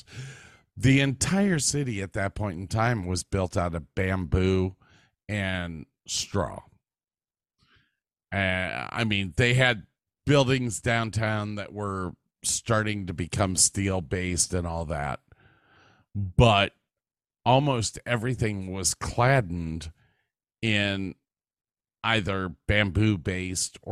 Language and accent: English; Medina, United States; now in Texas, United States; I grew up in Medina.